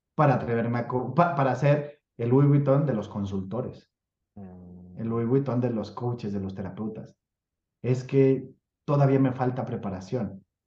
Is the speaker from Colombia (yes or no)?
no; Mexico; soy mexicano